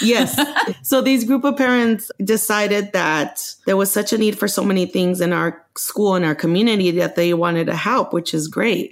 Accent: Los Angeles, California, United States; also born or lived in Mexico; I grew up in Los Angeles since the age of six when my parents brought me

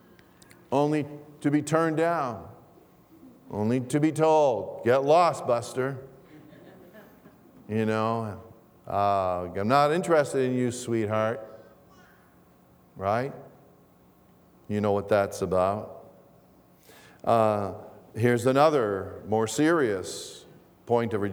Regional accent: Toronto, Ontario, Canada; English is a second language; also born or lived in Greece; I am an immigrant to Canada. My family and I moved to Toronto from Greece when I was a child

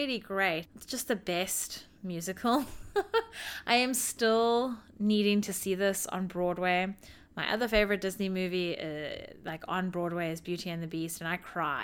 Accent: South Africa; now in United States; I grew up in South Africa.

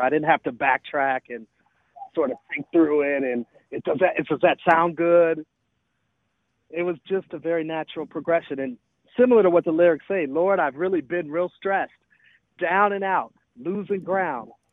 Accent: Milwaukee, Wisconsin, United States; born or raised there; moved away; also born or lived in Atlanta, Georgia

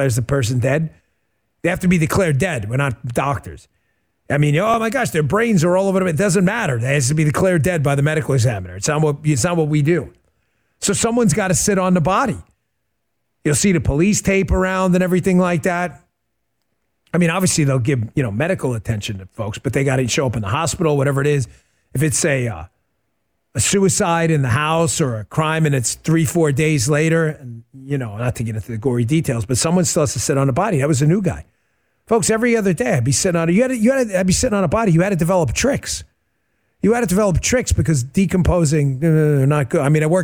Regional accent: New York, United States; moved away as an adult; now in Stuart, Florida, United States; I grew up in New York in my entire life in the New York of the 80s

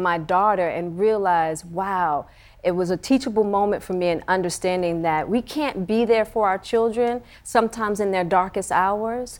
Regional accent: Baltimore, Maryland, United States; growing up in Baltimore

